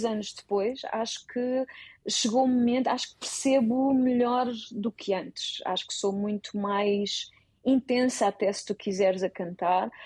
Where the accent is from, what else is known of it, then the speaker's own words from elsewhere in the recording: Portugal; also born or lived in Netherlands; Sendo portuguesa